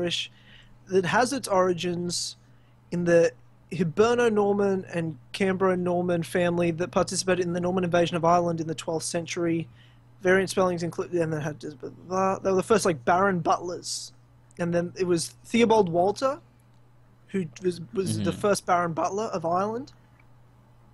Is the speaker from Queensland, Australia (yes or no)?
yes; Queensland, Australia; now in Victoria, Australia; all lived in the state of Victoria, where I am now, not where I grew up in Queensland